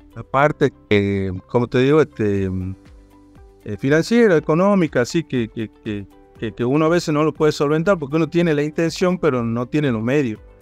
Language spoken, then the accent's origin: Spanish; Rosario de la Frontera, Salta, Argentina; also born or lived in Tucumán; soy de Rosario de la Frontera